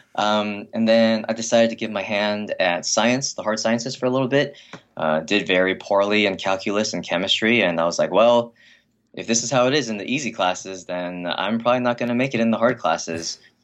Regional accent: Hacienda Heights, California, United States; I was, I was raised in Hacienda Heights. It's a very quiet, uh, upper middle class Chinese American neighborhood in the Los Angeles area.

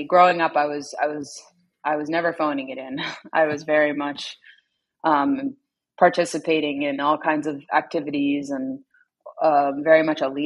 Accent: Wilmington, Delaware, United States; I was born in Wilmington, Delaware, at the Wilmington General Hospital

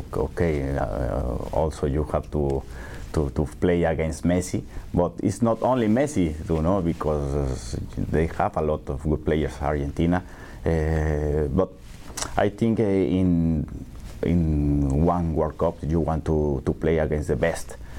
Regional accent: Mexico City, Mexico; English is a second language; I grew up in Coyoacán, and most of my time I spent in, in the center of, of Coyoacan

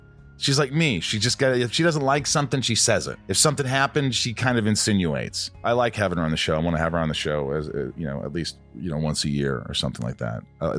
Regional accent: Hollywood Hills, California, United States; I'm from the Hollywood Hills in California.

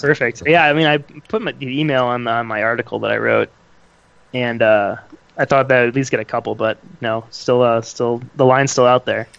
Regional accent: Wisconsin, United States; moved away as an adult; also born or lived in Chicago; now in Indianapolis, United States; when I was growing up in Wisconsin, I played played soccer

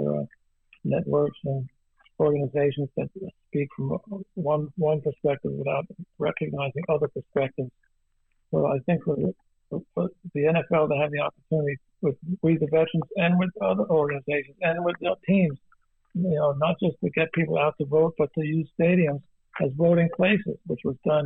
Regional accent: New Jersey, United States; I grew up in New Jersey, and New Jersey, New York area, an immigrant Italian

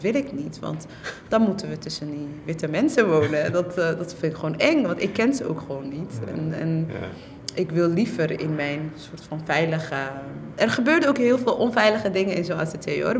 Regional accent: Netherlands; also born or lived in Somalia; ik ben een AZC-kind. Ik ben in AZC's opgegroeid.

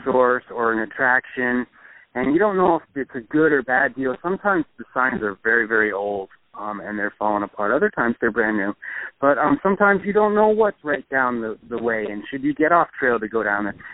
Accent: New Hampshire, United States; I was born and raised in New Hampshire

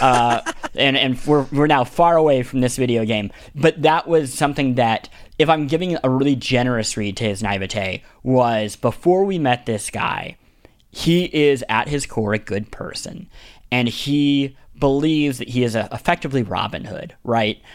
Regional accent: Kansas City, Missouri, United States; the bishop of my hometown, Kansas City

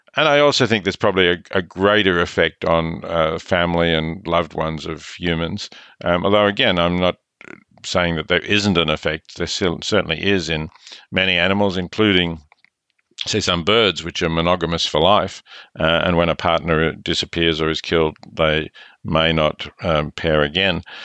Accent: Australia; accent: Australian; I'm Australian, as your listeners can hear

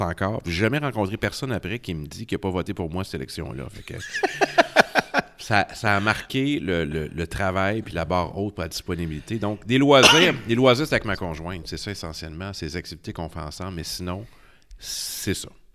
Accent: Matane, Quebec, Canada; also born or lived in Rimouski; je suis né à Matane, j'ai 43 ans, primaire, secondaire, cégep à Matane.

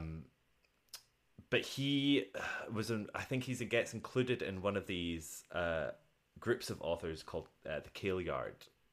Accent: Scotland, United Kingdom; I'm Scottish

